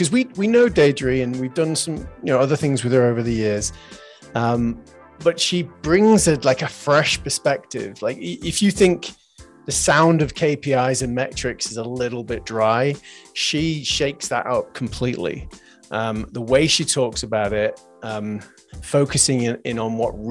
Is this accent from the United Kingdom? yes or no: yes; England, United Kingdom; I'm from England.